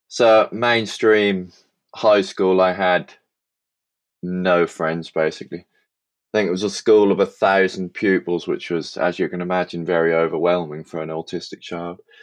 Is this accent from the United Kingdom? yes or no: yes; Suffolk, East of England, United Kingdom; from Suffolk in England